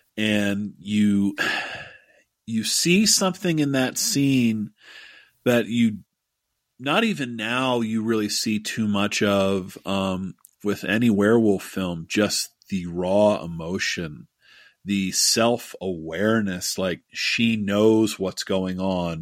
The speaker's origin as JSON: {"language": "English", "town": "Pittsburgh", "region": "Pennsylvania", "country": "United States", "tie": "born or raised there", "said": "my hometown of Pittsburgh"}